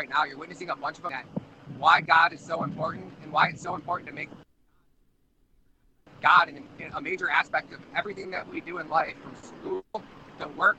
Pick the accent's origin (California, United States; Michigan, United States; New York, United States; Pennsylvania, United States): Michigan, United States; I'm from Michigan